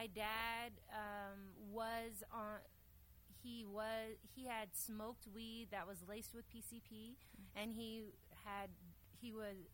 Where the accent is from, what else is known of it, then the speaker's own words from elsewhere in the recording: Dallas, Texas, United States; I grew up here in Dallas, and um, I had an eclectic childhood.